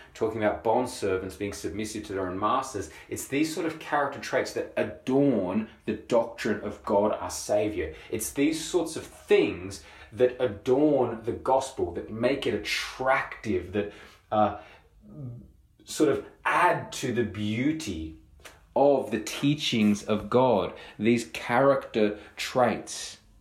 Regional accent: Australia

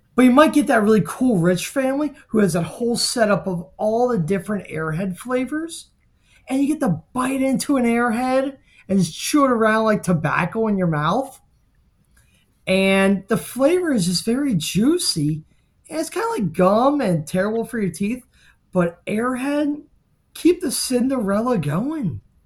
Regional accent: Miami, Florida, United States; I grew up in Miami in the nineties.

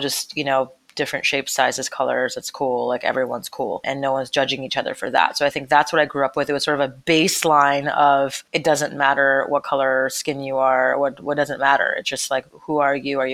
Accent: Montreal, Quebec, Canada; moved away; we grew up in Montreal, Canada

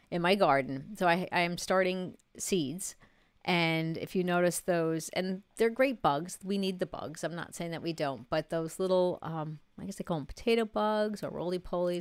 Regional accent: New York, United States; now in North Carolina, United States; I'm a New Yorker

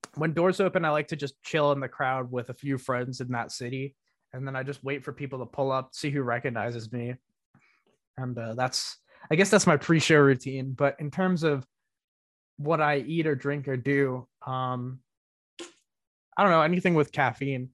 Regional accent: Northeast, United States; I come from the Northeast

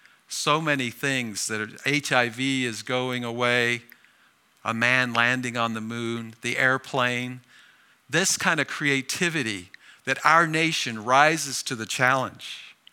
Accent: Oxford, South East England, United Kingdom; born there; I was born in near Oxford, England.

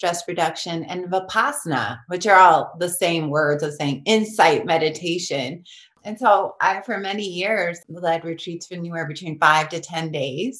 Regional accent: Long Beach, California, United States; I grew up in East Long Beach

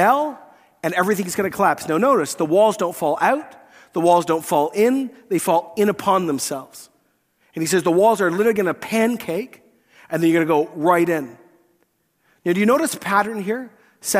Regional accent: Scotland, United Kingdom; I'm Scottish

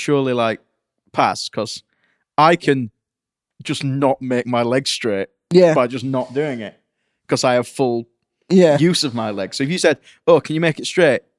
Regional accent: Penistone, Yorkshire and the Humber, United Kingdom; My hometown is called Penis Town.

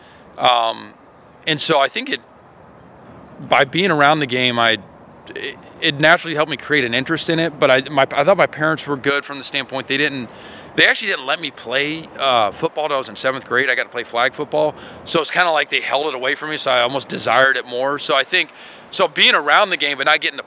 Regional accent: Georgia, United States; now in Alabama, United States; I'm from Georgia.

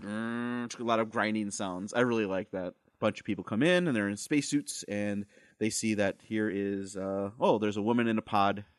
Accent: Wisconsin, United States; we're from Wisconsin

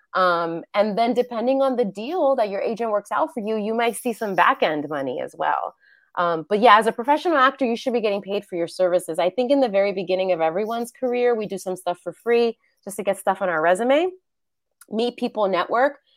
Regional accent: New York City, New York, United States; moved away as an adult; now in Los Angeles, United States; I'm born and raised in New York City

